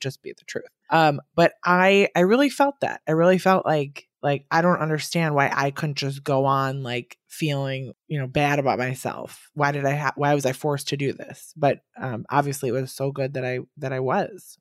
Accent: Wisconsin, United States; now in New York, United States; I'm from Wisconsin and I'm here in New York

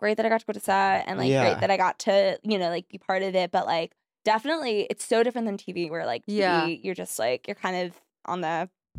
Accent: Florida, United States; moved away as an adult; also born or lived in New York / Durham, North Carolina; now in Los Angeles, United States; I was born in New York and then lived in New York for 8 years. And then my family was like, we're moving to Florida.

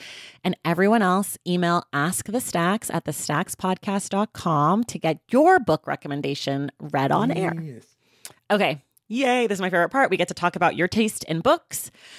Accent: California, United States; I'm from California, though, so there's like a lot of opinions about, you know, regionally hip hop

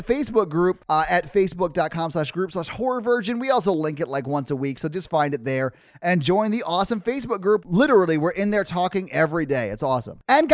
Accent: Tennessee, United States; I'm from Tennessee

